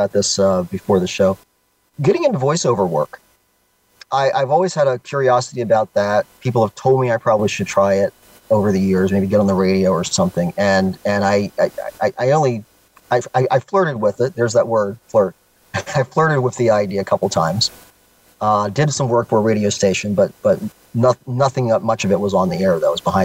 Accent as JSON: {"language": "English", "region": "Florida", "country": "United States", "tie": "born or raised there", "moved": "yes", "said": "I'm a Floridian by nature as a native"}